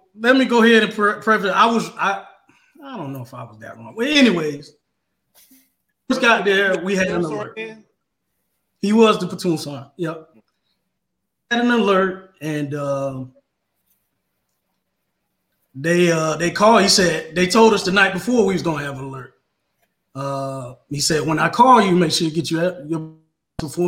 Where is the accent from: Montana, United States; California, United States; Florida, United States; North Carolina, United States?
Florida, United States; I'm from Florida.